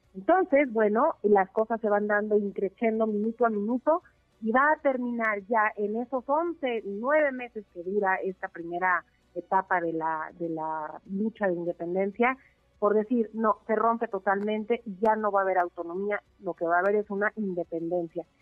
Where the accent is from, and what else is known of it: Mexico